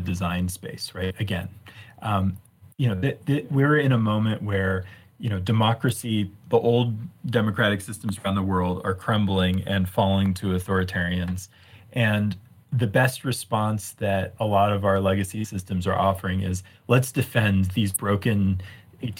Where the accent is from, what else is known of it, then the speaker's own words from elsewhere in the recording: Virginia outside of DC, United States; now in Boulder, United States; I grew up in Virginia outside of DC